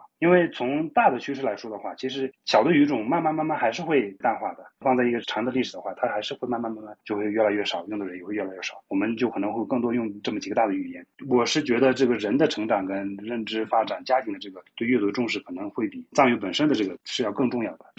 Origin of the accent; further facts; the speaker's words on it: Shigatse, Tibet, China; now in Lhasa, China; 从日喀则我老家呀、山南呀别的地方过来